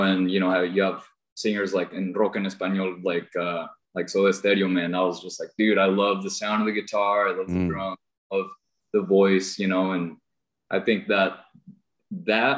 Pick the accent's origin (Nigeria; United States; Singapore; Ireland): United States; Wenatchee, Washington; I was born here in Wenatchee, Washington.